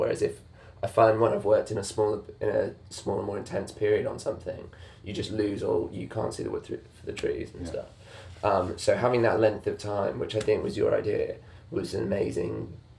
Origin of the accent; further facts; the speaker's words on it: Manchester, North West England, United Kingdom; In Manchester.